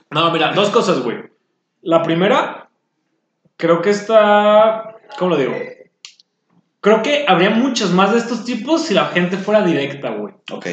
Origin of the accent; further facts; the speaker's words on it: Mexico; nosotros como cultura mexicana